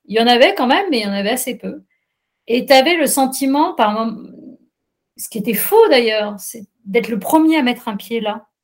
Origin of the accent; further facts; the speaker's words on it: France; en tant que Française